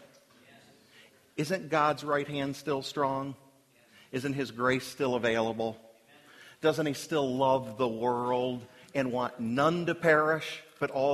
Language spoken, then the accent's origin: English; Washington, District of Columbia, United States; But I grew up in the Washington, D.C. area.